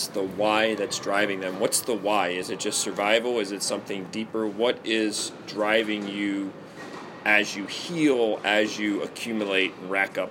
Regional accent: Baltimore, Maryland, United States; moved away; I was from Baltimore, and in inner city Baltimore, like, no one's dad is around

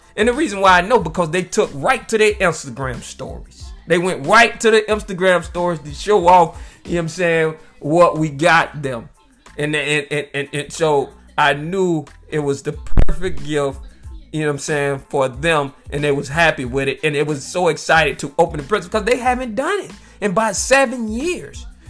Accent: United States; I'm from America and I was born over here in the United States

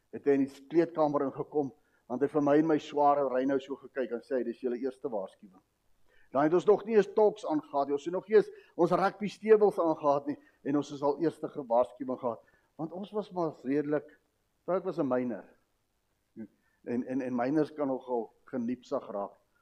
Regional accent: South Africa; ons as as volk, ons as Afrikaner, Suid-Afrikaanse mens het 'n tradisie

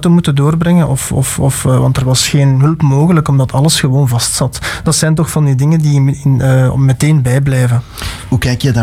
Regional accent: Alsemberg, Flanders, Belgium; ik ben van Alsenberg afkomstig.

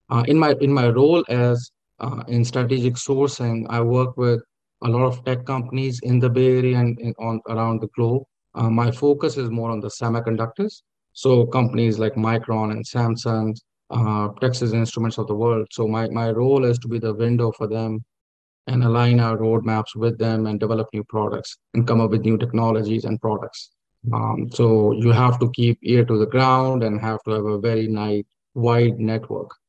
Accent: Lahore, Punjab, Pakistan; born there; Yeah, I, uh, I was born in, uh, in Lahore, uh, but my father was in government service, so I moved around quite a bit. I never stayed in one place.

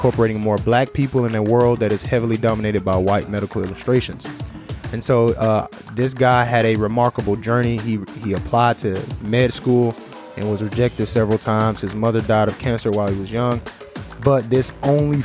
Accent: United States; accent: American; the American accent is hindering me a little bit

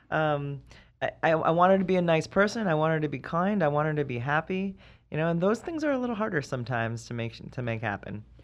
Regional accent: East Coast, United States; moved away; I'm from the East Coast.

